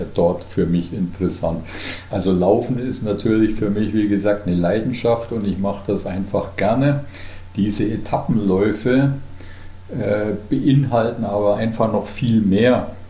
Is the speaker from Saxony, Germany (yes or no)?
no; Unterallgäu, near Kaufbeuren, Bavaria, Germany; now in Pfronten, Germany; gebürtiger Allgäuer, allerdings aus dem Unterallgäu, aus der Nähe von Kaufbeuren